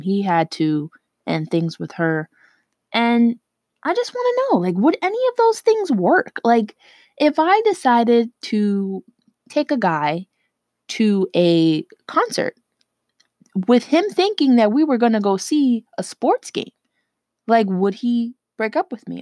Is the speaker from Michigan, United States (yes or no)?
no; New York City, New York, United States; I'm from New York, okay? And when I say New York, I mean New York City